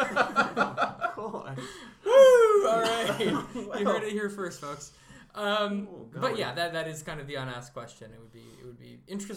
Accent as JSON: {"language": "English", "country": "United States", "tie": "born or raised there", "moved": "yes", "lives_now": "Canada", "said": "I grew up in the States"}